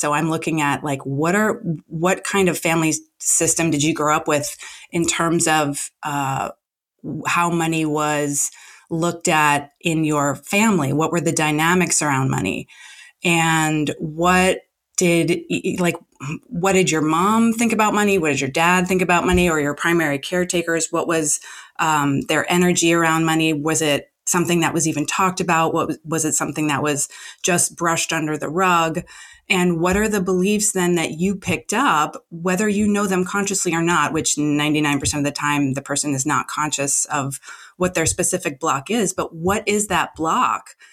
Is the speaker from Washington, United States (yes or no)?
no; New Jersey, United States; now in Los Angeles, United States; I'm not in New Jersey now, but I'm from New Jersey